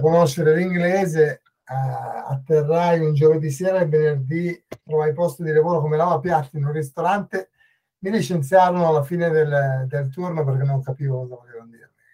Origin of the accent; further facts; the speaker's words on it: northern Italy, Italy; moved away as an adult; also born or lived in England / Dublin, Ireland; now in Dún Laoghaire, Ireland; sono chiaramente italiano, sono um, del, del, nord Italia e ho lasciato il nord Italia quando avevo 25 anni